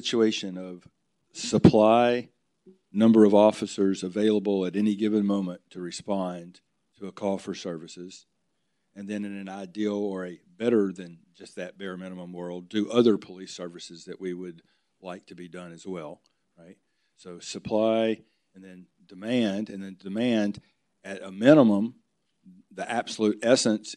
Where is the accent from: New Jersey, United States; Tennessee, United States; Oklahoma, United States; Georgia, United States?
Tennessee, United States; outside of Nashville; moved away; I grew up outside of Nashville in the bedroom community